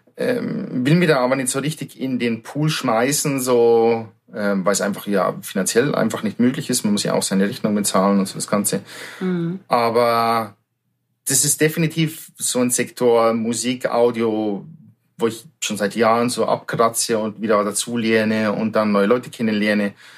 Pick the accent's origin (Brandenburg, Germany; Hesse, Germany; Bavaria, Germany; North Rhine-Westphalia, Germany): Bavaria, Germany; between Munich and Salzburg; moved away as an adult; also born or lived in Fuerteventura; Ich bin ein Südstaatler aus Bayern sozusagen, aus südlichen Ländern zwischen München und Salzburg aufgewachsen, ein kleines Dorf